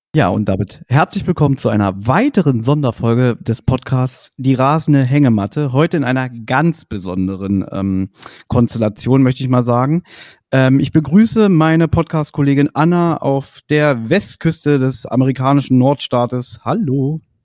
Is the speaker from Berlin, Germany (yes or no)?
yes; Berlin, Germany; ich bin Westberliner, 82er Jahrgang